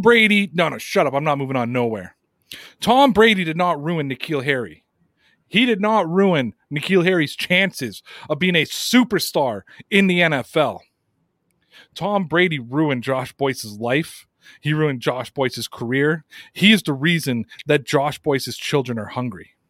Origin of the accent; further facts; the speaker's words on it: Canada; As a Canadian